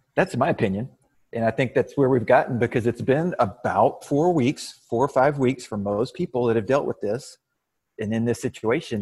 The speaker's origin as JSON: {"language": "English", "town": "Waco", "region": "Texas", "country": "United States", "said": "I'm from Waco, Texas"}